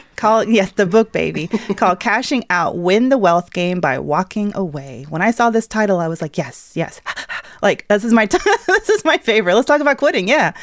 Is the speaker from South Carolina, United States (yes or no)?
no; Atlanta, Georgia, United States; the Atlanta-based, yes, my hometown